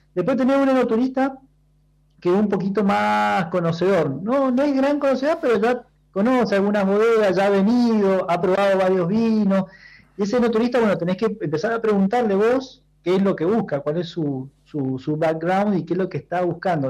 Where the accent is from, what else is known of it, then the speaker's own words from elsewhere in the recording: Mendoza, Argentina; yo como mendocino